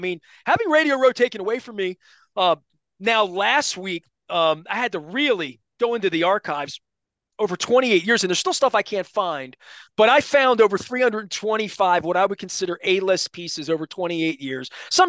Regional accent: Dundalk, Maryland, United States; I'm a kid from Dundalk that grew up in a little row house

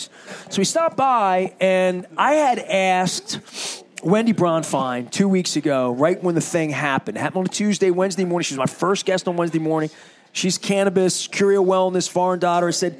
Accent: Dundalk, Maryland, United States; I'm from Dundalk

